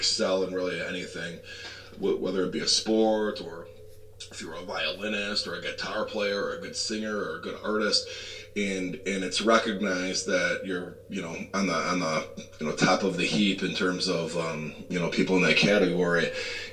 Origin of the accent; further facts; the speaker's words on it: Schaumburg, Illinois, United States; I grew up in Schaumburg, outside of Chicago